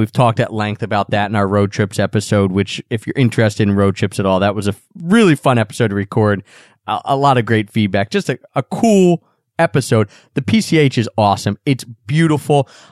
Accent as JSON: {"language": "English", "town": "Philadelphia", "region": "Pennsylvania", "country": "United States", "tie": "born or raised there", "said": "I was born right outside of Philadelphia, where we live now, right in the suburbs of Philadelphia"}